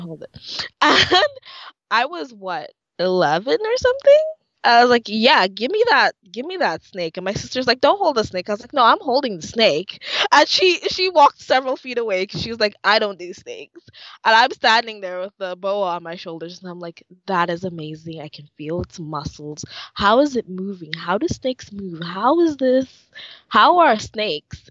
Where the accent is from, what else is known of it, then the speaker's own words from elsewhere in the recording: Dominica; moved away; I'm from the Commonwealth of Dominica. That's in the Caribbean.